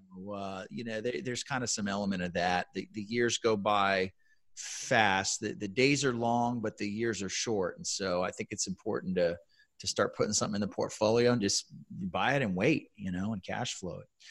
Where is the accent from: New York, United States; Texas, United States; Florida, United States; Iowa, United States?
Texas, United States; San Antonio; I was working for a very large tech employer in my hometown here in San Antonio